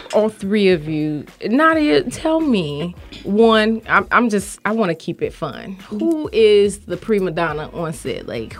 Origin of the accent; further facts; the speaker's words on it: Miami, Florida, United States; also born or lived in Orlando; I'm from Miami.